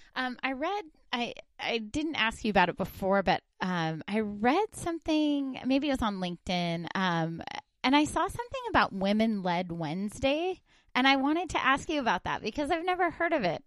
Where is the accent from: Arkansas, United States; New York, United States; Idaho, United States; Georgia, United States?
Idaho, United States; northern; moved away; I'm from northern Idaho